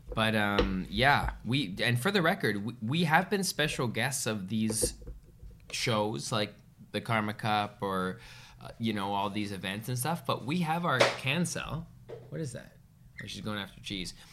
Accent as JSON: {"language": "English", "country": "Canada", "said": "as a Canadian boy"}